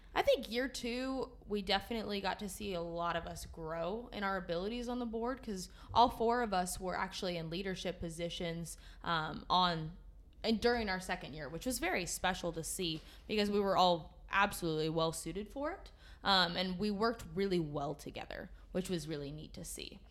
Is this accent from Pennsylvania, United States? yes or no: no; Willows, California, United States; I was born and raised in Willows, California, which is in Northern California